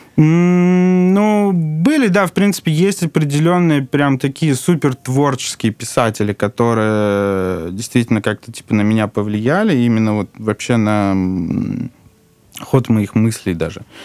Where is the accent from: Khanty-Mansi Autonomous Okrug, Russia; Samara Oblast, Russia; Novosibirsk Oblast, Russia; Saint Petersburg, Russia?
Saint Petersburg, Russia; moved away as an adult; now in Moscow, Russia; потом мы с мамой переехали в Питер